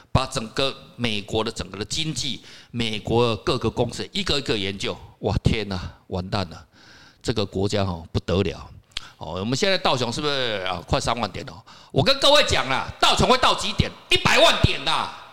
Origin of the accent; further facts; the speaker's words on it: Kaohsiung, Taiwan; 像我个人是高雄人哦，因为我们高雄那边